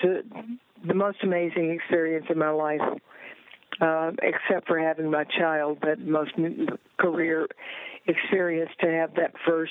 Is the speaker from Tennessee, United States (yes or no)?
yes; Northeast Tennessee, United States; moved away as an adult; also born or lived in Nashville, Tennessee / Florida / Memphis; I was born in Nashville, Tennessee, but my family lived in Northeast Tennessee